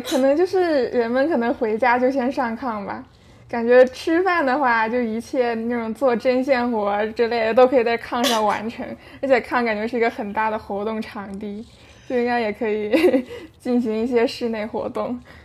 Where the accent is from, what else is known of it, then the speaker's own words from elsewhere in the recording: Shenyang, Liaoning, China; now in Canada; 我是一个唯一的北方人，我来自沈阳